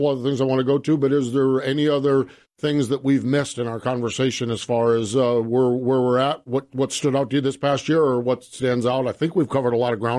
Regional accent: Northeast, United States; I'm from the Northeast

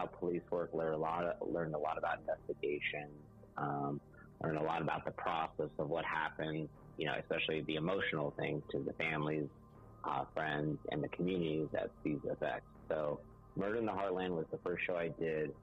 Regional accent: Claremont, California, United States; I grew up in Southern California in a small town called Claremont.

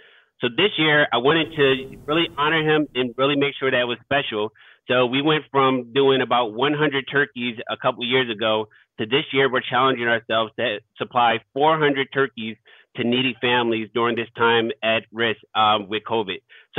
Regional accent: Philadelphia, Pennsylvania, United States; I grew up in South Philadelphia. So I grew up in one of those at-risk neighborhoods where it was tough, where you kind of had to struggle to get by. You know, it's a deeply impoverished neighborhood.

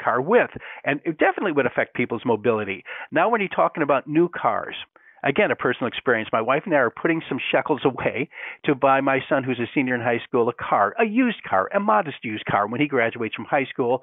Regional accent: Great Lakes, United States; I grew up in a cold climate, okay? Four definite seasons, I grew up on Lake Erie

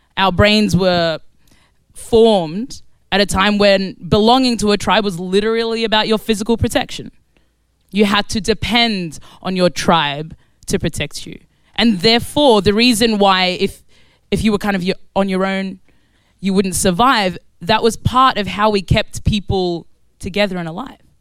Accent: Australia; also born or lived in Khartoum, Sudan; now in London, United Kingdom; So I was born in Sudan. I was born in Khartoum, Sudan. And I grew up in Australia. And I now live in East London

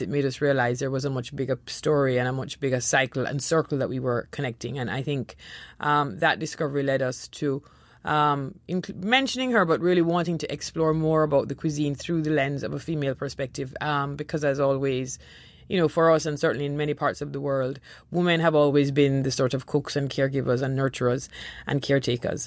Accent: Jamaica; moved away; also born or lived in Trinidad; growing up in Jamaica, we lived in Trinidad for a number of years

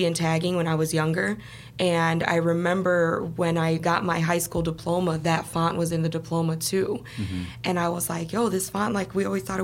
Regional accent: Chicago, Illinois, United States; moved away as an adult; also born or lived in Los Angeles / Boston; I was born and raised in Chicago.

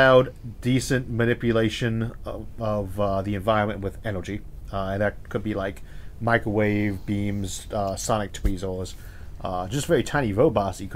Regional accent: Ohio, United States; also born or lived in California; I was born in California and raised in Ohio.

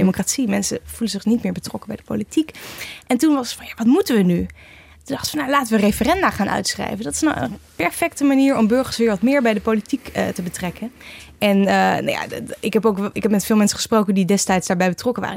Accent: Nijmegen, Gelderland, Netherlands; Ik kom zelf uit Nijmegen

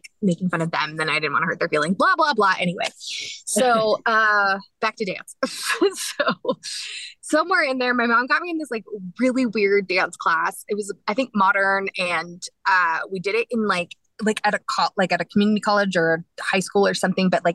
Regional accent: Dallas, Texas, United States; I was born in Dallas

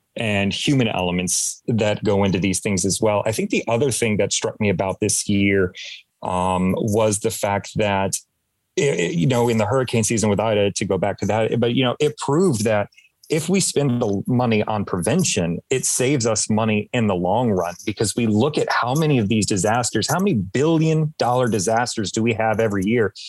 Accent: Atlanta, Georgia, United States; growing up in Metro Atlanta during the time that I did

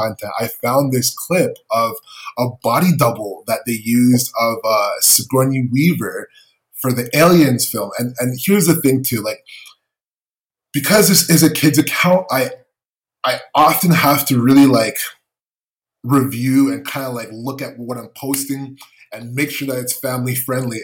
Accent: Canada; as a Canadian

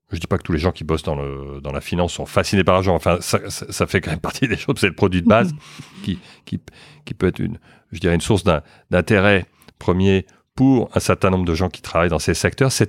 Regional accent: France; born there; also born or lived in Luxembourg / New York / Boston / London; j'ai vécu, je suis né en France, mais j'ai vécu au Luxembourg, à New York, à Boston, à Londres, et puis maintenant de retour à, Paris.

